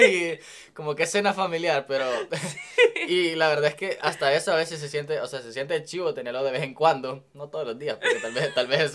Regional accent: El Salvador; moved away as an adult; now in United States; yo soy de El Salvador y pues crecí toda mi vida allá.

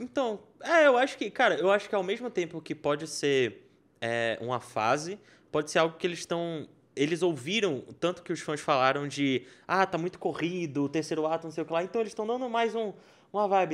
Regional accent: Brazil; sou do Brasil

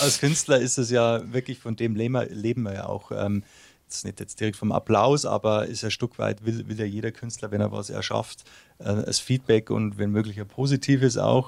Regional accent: Munich, Bavaria, Germany; first language German; moved away as an adult; also born or lived in Uzwil, Switzerland; now in Switzerland; ich bin ja im Raum München aufgewachsen

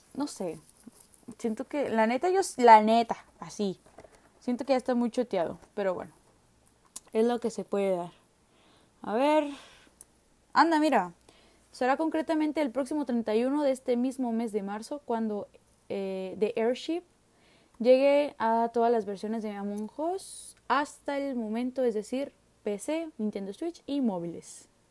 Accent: Nuevo León, Mexico; soy de Nuevo León

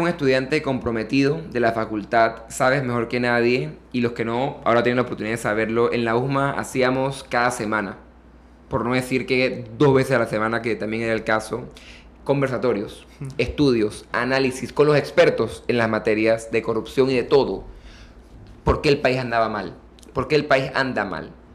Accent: Panama; como panameño que quiere tener hijos y quiere una familia

